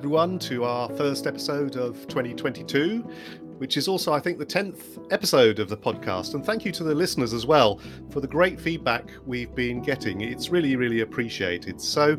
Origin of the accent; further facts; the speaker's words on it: Oxford, South East England, United Kingdom; my hometown, Oxford